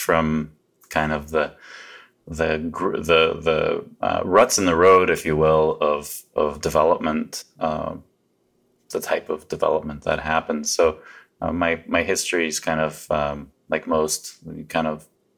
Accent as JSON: {"language": "English", "country": "Canada", "tie": "born or raised there", "also_born_or_lived": "Poland / Vancouver, Canada", "said": "we ended up in Canada trying to escape the regimes behind the Iron Curtain. So I pretty much consider myself Canadian. I've been here since I was a little boy"}